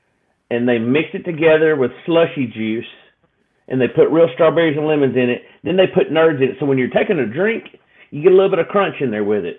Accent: the South, United States; So growing up in the South, that's what we have, the sweet tea, right?

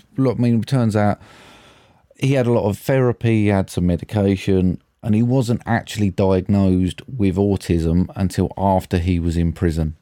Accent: United Kingdom; we're British

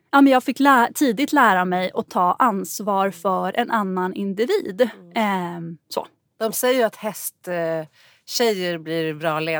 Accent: Gotland, Sweden; Jag är uppväxt på Gotland och då var det liksom bara de rika barnen som hade råd att åka till fjällen när

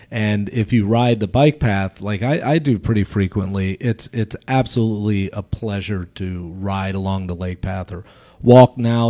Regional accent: Baltimore, Maryland, United States; now in Chicago, United States; I'm from Baltimore originally

